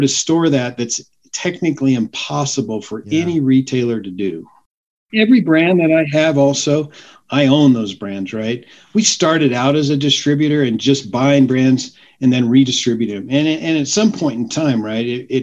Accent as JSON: {"language": "English", "town": "Grand Junction", "region": "Colorado", "country": "United States", "tie": "born or raised there", "also_born_or_lived": "Arizona / Denver, Colorado", "said": "I grew up in Grand Junction"}